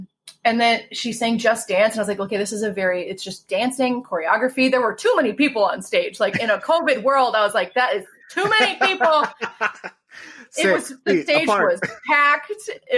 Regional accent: Green Bay, Wisconsin, United States; I grew up in Green Bay, Wisconsin.

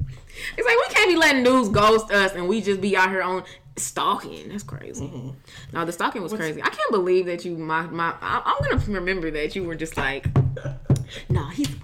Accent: St. Louis, Missouri, United States; I'm from the Lou and I'm proud.

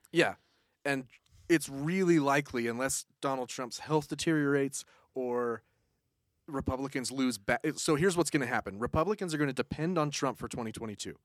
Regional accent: Utahn, United States; I'm a Uton

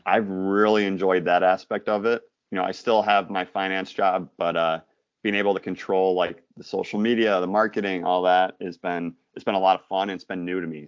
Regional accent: Michigan, United States; I'm from Michigan

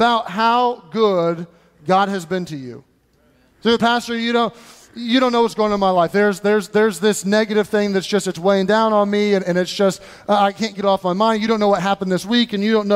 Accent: United States; I'm American

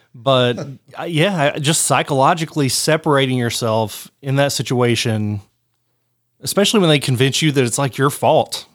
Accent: Harlan, United States; my hometown of Harlan

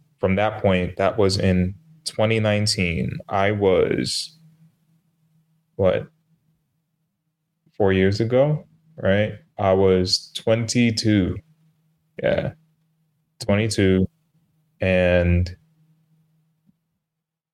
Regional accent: New York City, New York, United States; I'm from New York

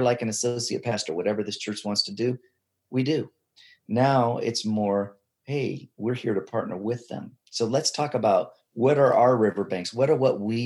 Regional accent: United States; moved away as an adult; also born or lived in Tanzania; I come in as an American missionary

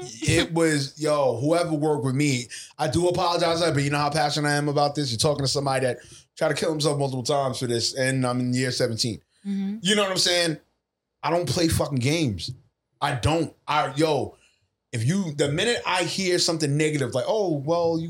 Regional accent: New York City, New York, United States; I was raised in Laurelton, Queens

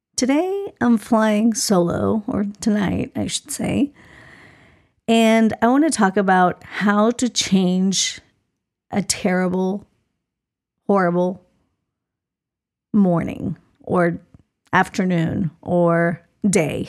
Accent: Colombia; moved away; I grew up in Colombia

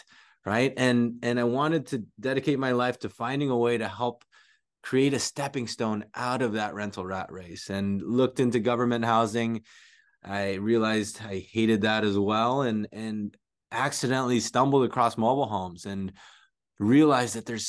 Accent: San Jose, California, United States; also born or lived in Philippines; I came here from the Philippines, grew up. I actually moved to San Jose straight from the Philippines at a young age, and was in an unfortunate housing situation where my parents split up, lost a house.

